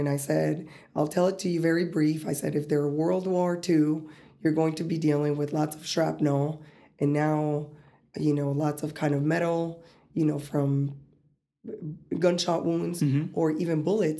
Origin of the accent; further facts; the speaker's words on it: West Palm Beach, Florida, United States; also born or lived in Colombia; I'm from West Palm Beach, Florida, but last time I've been there was maybe over 8 years ago. You know, I was born in Colombia. I go there more often.